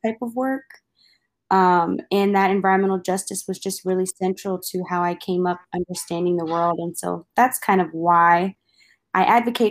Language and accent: English; Maryland, United States; Growing up in my home state of Maryland